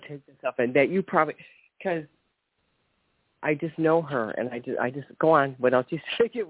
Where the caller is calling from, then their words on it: Ohio, United States; from Ohio. Happy holidays.